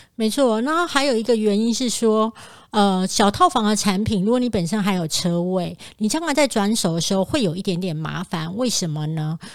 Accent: Kaohsiung, Taiwan; moved away; 我高雄老家的老公寓

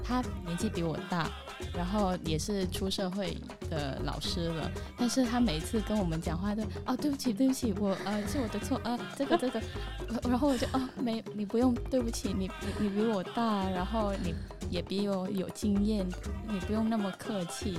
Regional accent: Vietnam; Chinese is a second language; now in Taiwan; 我来自，呃，越南

